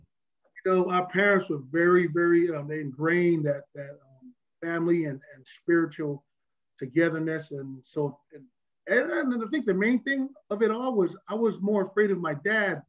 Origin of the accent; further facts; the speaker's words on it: Pomona, California, United States; I mean, we grew up in Ville, you know, in Pomona, all our, we had a lot of buddies that we grew up with that was half street, half sports.